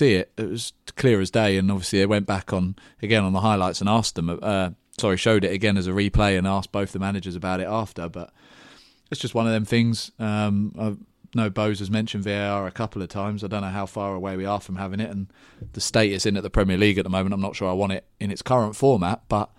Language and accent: English; England, United Kingdom; I'm English, I told you this.